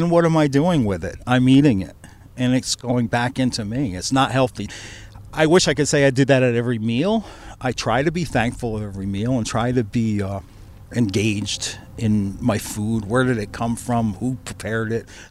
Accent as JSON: {"language": "English", "town": "Niantic", "region": "Connecticut", "country": "United States", "tie": "born or raised there", "said": "I grew up in Nyanic."}